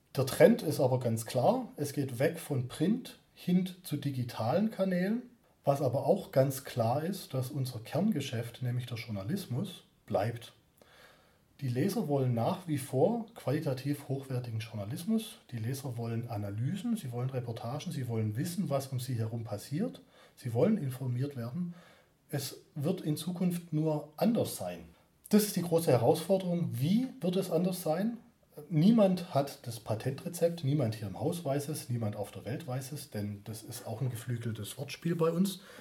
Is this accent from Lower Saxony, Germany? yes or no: no; Stuttgart, Baden-Württemberg, Germany; accent: Stuttgarterisch; Ich komme von hier.